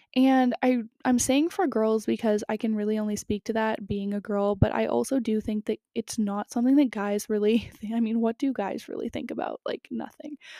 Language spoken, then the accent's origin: English; Canada; also born or lived in California; I grew up in Canada, so it was really cold where I live in the winter